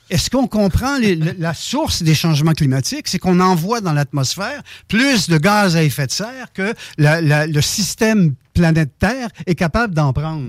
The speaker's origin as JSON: {"language": "French", "town": "Saint-Malachie", "region": "Quebec", "country": "Canada", "tie": "born or raised there", "said": "je suis originaire du Québec. j'ai passé une bonne partie de mon enfance dans Dorchester, ça s'appelait dans Beau-Sud, Saint-Malachie."}